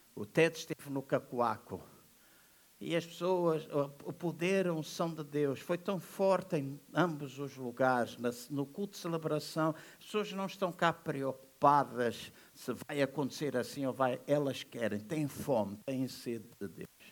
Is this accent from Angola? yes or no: yes; Angola; Eu sou angolano da nascença